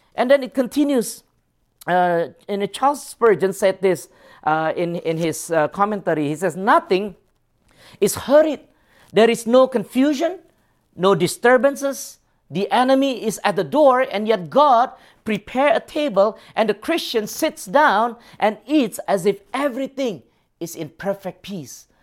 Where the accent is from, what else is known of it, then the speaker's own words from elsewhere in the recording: Singapore; moved away; I grew up in Singapore